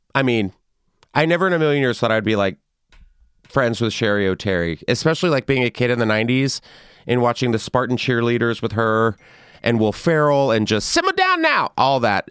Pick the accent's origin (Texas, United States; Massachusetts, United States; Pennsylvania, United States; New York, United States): Texas, United States; San Antonio; I grew up in San Antonio, so that's you know a little west of San Antonio